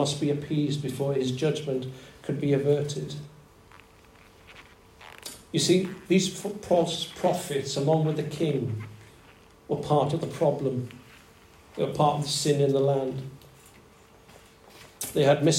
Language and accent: English; Wales, United Kingdom; I grew up in Wales, land of revival, land of song.